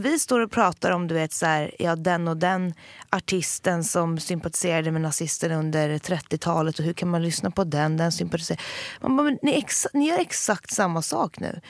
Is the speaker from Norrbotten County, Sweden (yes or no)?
yes; Jokkmokk, Norrbotten County, Sweden; moved away; also born or lived in Södermalm, Stockholm; Jag är uppväxt både eh, i en glesbygd, alltså med, med verkligen mina rötter i Sarek